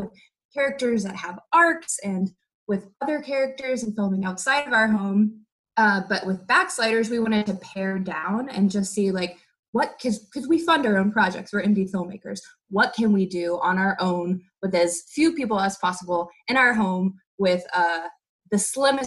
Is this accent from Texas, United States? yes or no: yes; Texas, United States; moved away as an adult; now in Los Angeles, United States; I'm originally from Texas. I grew up in the Bible Belt, and I've been in LA now for, gosh, it's been 7 years